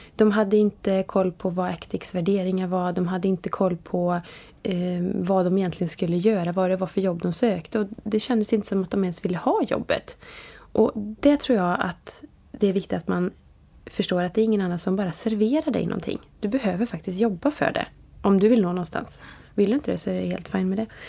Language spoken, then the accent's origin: Swedish; Vara, Västra Götaland, Sweden; jag är från Vara och det är en liten